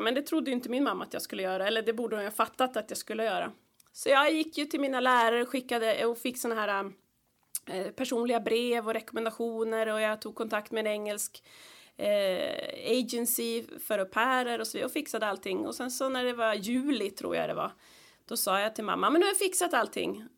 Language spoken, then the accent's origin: Swedish; Stockholm, Stockholm County, Sweden; moved away; där växte vi upp med min bror och min lilla katt Morre och mina föräldrar